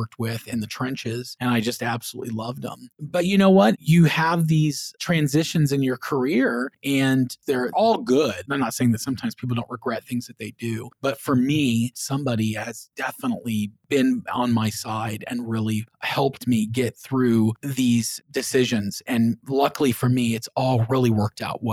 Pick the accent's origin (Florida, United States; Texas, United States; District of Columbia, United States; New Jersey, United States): Florida, United States; Clearwater; also born or lived in Orlando, Florida; I grew up over in the Clearwater area of Florida, and I moved to Orlando to go to UCF.